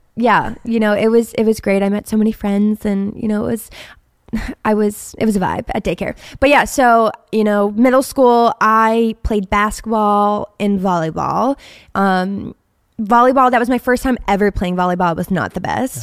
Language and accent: English; Steubenville, Ohio, United States; I was born in a small town called Steubenville, Ohio